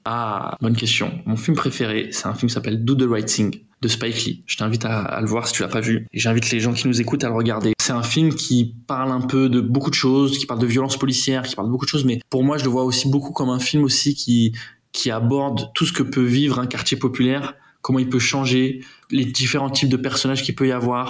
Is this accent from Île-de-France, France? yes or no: yes; Aubervilliers, Île-de-France, France; moi j'ai grandi à Aubervilliers. Voilà, j'ai fait un parcours classique là-bas, collège, euh, lycée à Aubervilliers